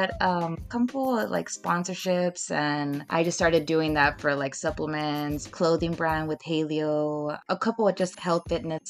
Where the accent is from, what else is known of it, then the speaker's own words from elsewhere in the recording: Edinburg, Texas, United States; also born or lived in Mexico; I was born actually in Mexico. Okay. And I think I came over when I was like 2 years old, and then we lived here in McAllen, well, Edinburgh. So I was raised here